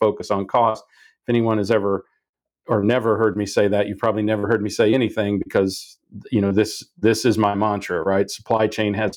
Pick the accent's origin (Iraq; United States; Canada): United States; Wichita, Kansas; I grew up in Wichita, Kansas